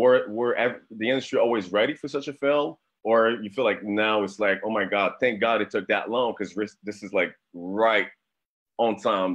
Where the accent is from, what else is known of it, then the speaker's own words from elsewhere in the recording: Montreal, Quebec, Canada; I'm from Montreal, Canada